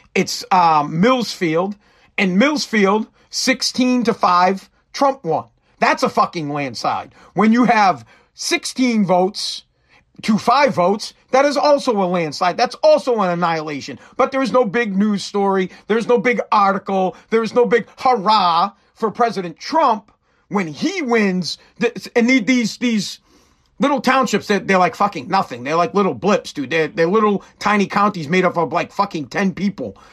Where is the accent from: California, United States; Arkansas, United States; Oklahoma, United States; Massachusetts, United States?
Massachusetts, United States; I'm from Mass